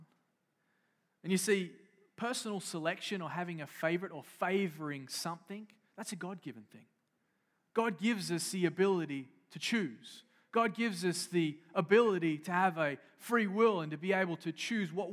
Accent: Australia; now in United States; I grew up in Australia

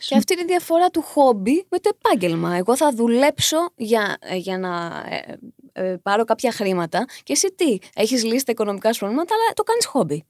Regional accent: Chalcis, Central Greece, Greece; εγώ είμαι από τη Χαλκίδα.

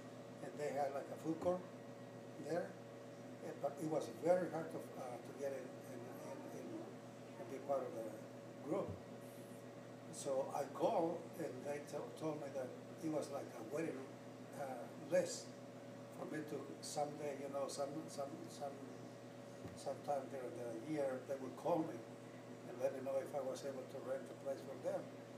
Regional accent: Youngstown, Ohio, United States; also born or lived in Mexico; We are from the west side, because when we came from Mexico, my family located on the west side of town, of Youngstown, and we were very much familiar with this side of town.

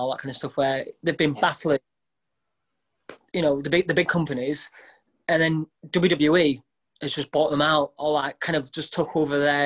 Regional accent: Bacup, North West England, United Kingdom; also born or lived in Burnley; now in Blackpool, United Kingdom; I was born in Burnley, grew up in Bacup

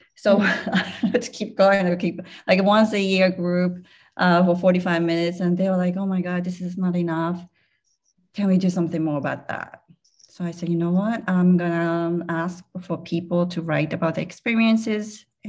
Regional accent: Germany; English is a second language; I'm from Germany. The other person was from Taiwan, blah, blah, blah.

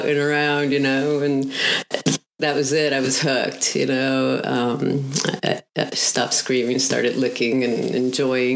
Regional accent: outside of Montreal, Quebec, Canada; also born or lived in Uruguay / Colorado; now in Texas, United States; Originally born in Uruguay and went to school in Canada outside of Montreal, moved to Texas

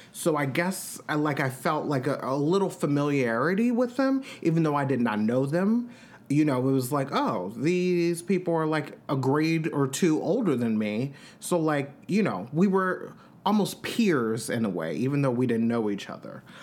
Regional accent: Long Island, New York, United States; I'm from New York. I'm from Long Island

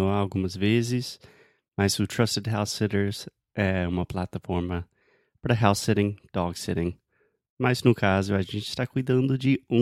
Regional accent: Bahia, Brazil; now in Portugal; Eu não sou daqui, eu não tenho amor, eu sou da Bahia.

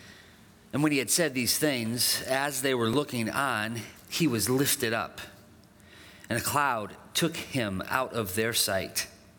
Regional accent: Dubuque, Iowa, United States; I grew up in Dubuque, and our family lived just on the outside of town.

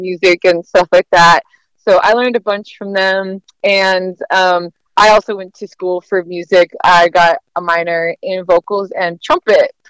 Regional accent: Oakland, California, United States; I'm originally from Oakland, the Bay Area, California. So, I'm a Cali girl my whole life.

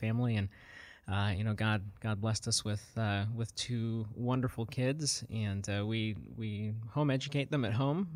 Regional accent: South Africa; moved away; grew up, um, in apartheid South Africa as a, as a young child.

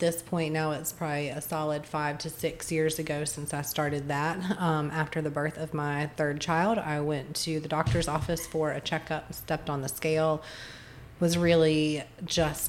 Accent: Greensboro, North Carolina, United States; moved away as an adult; also born or lived in Northern Virginia / D.C. area; now in West Virginia, United States; I am originally from North Carolina, the Greensboro area of North Carolina

